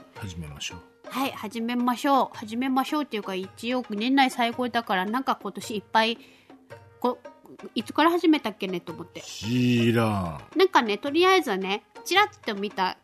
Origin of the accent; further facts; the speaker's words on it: Okinawa, Japan; accent: Okinawan-accented standard Japanese; もう私ら世代になるとですねいあの普通にも標準語でしゃただなまってるだけだ